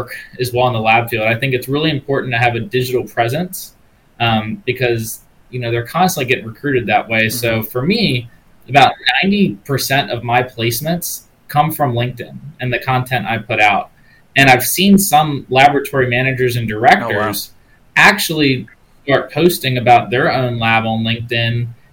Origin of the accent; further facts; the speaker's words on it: Maryland, United States; my home state of Maryland